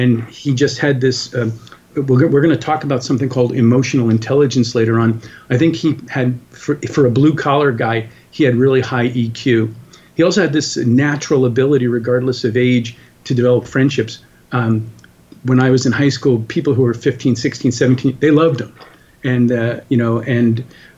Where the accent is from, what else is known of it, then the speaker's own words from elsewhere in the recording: New York and Long Island, United States; I grew up in New York and Long Island, New York